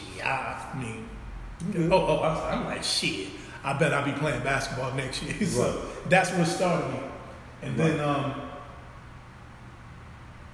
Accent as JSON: {"language": "English", "town": "Lakewood", "region": "New Jersey", "country": "United States", "tie": "born or raised there", "said": "I grew up in Lakewood, New Jersey, in poverty"}